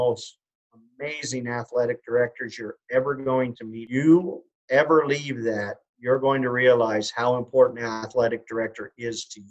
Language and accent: English; Kalispell, Montana, United States; I'm from Kalispell, Montana